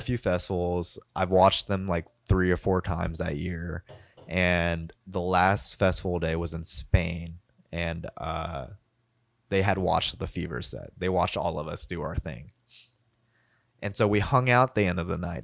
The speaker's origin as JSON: {"language": "English", "region": "Kentucky", "country": "United States", "accent": "Kentucky", "said": "my Kentucky accent"}